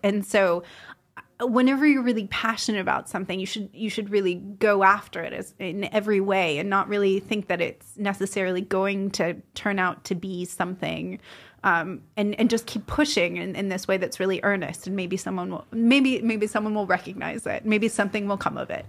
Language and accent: English; California, United States; moved away; also born or lived in New York; I'm from California